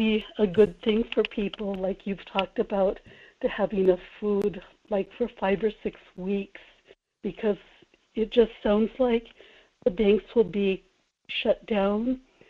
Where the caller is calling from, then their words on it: Kodiak, Alaska, United States; in Kodiak.